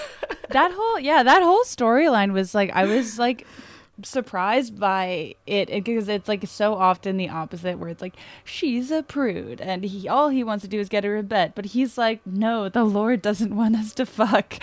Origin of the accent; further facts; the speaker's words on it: New England, United States; I grew up in New England